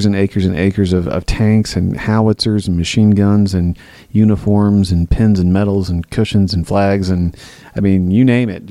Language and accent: English; the South, United States; We're from the South.